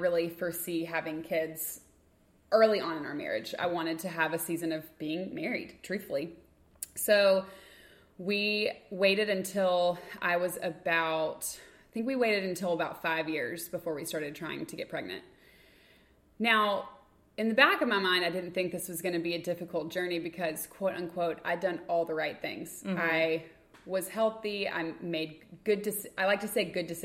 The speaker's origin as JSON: {"language": "English", "town": "Lexington", "country": "United States", "tie": "born or raised there", "moved": "yes", "said": "we were in Lexington, my hometown"}